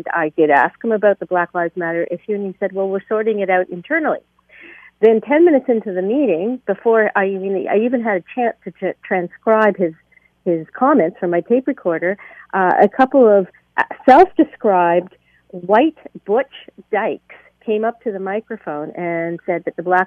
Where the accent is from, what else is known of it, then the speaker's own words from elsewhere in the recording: Hamilton, Ontario, Canada; my hometown of Hamilton